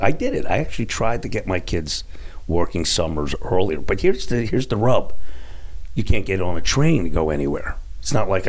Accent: Philadelphia, Pennsylvania, United States; moved away; growing up in Philadelphia.

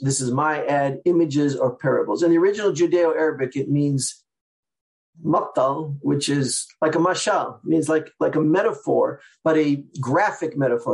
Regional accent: Seattle, Washington, United States; now in New York, United States; I'm from the Sephardic community in Seattle.

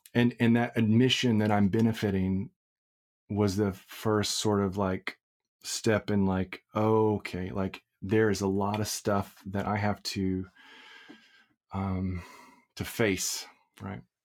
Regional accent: Crowley, Texas, United States; I grew up in Crowley, which is a non-diverse town in, uh, in, uh, South Fort Worth

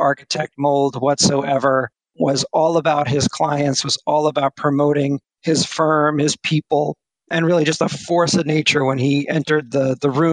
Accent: New Jersey, United States; also born or lived in Los Angeles / Miami; I'm from New Jersey

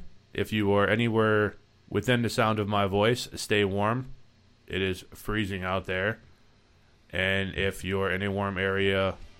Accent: New England, United States; I was born and raised in New England. Right. I can take the cold.

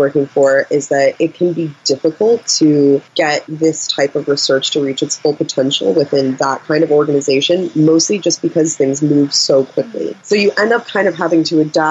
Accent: United States; moved away as an adult; now in United Kingdom; as an American working in a British workplace

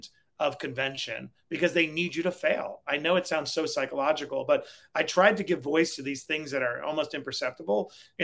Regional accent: New York City, New York, United States; I lived on Springfield Boulevard

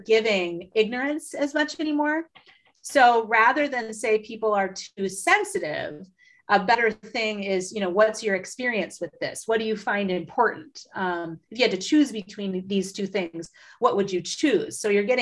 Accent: Midwest, United States; I'm from the Midwest

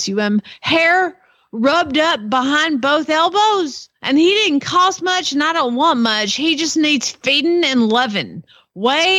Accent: Georgia, United States; I'm from Georgia.

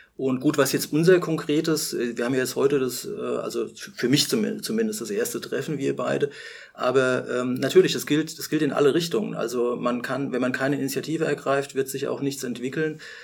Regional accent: Rhenish Hesse, Rhineland-Palatinate, Germany; ich bin zwar hier in Rheinhessen aufgewachsen, stamme aber mütterlicherseits und im Grunde genommen auch väterlicherseits ähm, aus der Pfalz

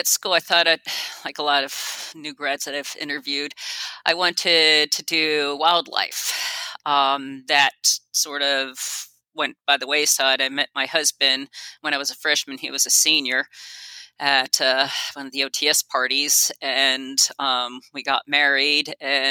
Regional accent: New Jersey, United States; New Jersey. Central Jersey.

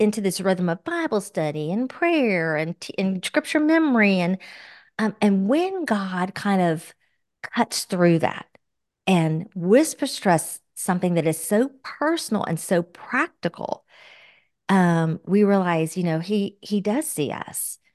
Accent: Florida, United States; We both were born and raised in Florida

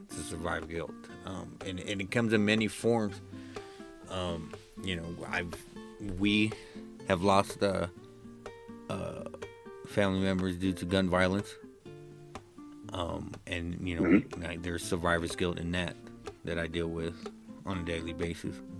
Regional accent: United States; I'm American

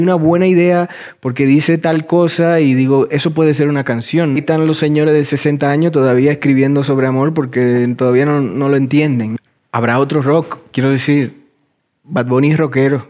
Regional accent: Dominican Republic; moved away; also born or lived in Madrid, Spain; soy dominicano, siempre lo seré, pero también hay una formación mía en Madrid que, que está como tatuada en mi ser

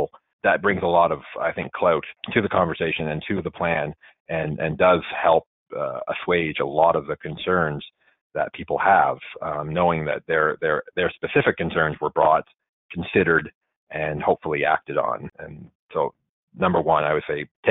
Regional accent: Nova Scotia, Canada; now in Ottawa, Canada; where I grew up in Nova Scotia

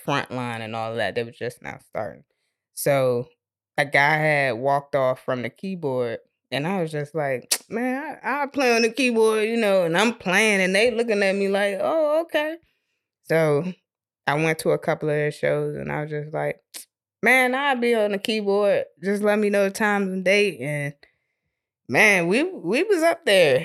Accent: Maryland, United States; moved away; I'm originally from Maryland.

